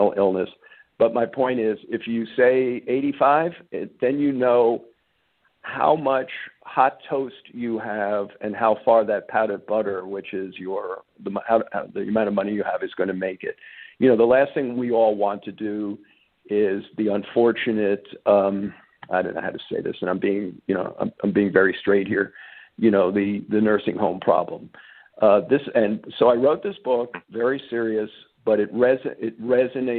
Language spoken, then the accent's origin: English; New York, United States; moved away; I grew up in New York.